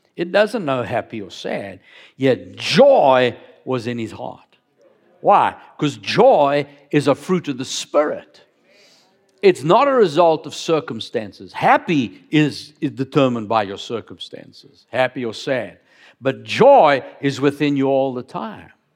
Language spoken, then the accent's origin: English; Cape Town, Western Cape, South Africa; moved away as an adult; also born or lived in Johannesburg; I grew up down in Cape Town